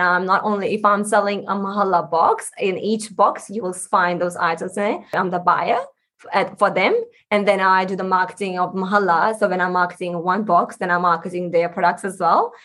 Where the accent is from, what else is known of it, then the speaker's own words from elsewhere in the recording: India; moved away as an adult; now in Australia; I grew up in India and I've been in Australia for about it's been about 7 years